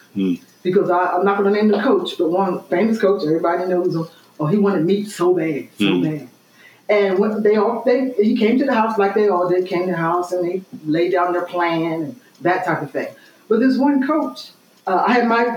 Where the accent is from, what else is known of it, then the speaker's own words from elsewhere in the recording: Glassboro, New Jersey, United States; I'm from Glassboro